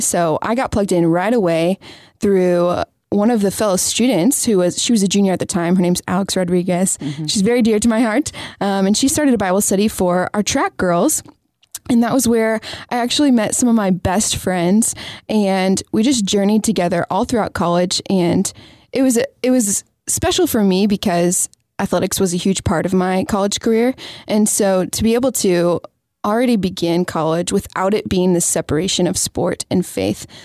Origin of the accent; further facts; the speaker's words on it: Lenexa, Kansas, United States; moved away as an adult; also born or lived in Atchison, Kansas; now in Texas, United States; I'm from Kansas, so a little suburb of Kansas City called Lenexa.